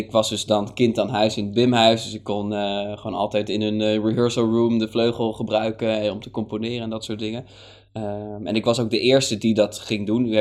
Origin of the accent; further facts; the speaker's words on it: Hoorn, North Holland, Netherlands; die was een keer in Horen, want ik kom uit Horen, daar ben ik opgegroeid.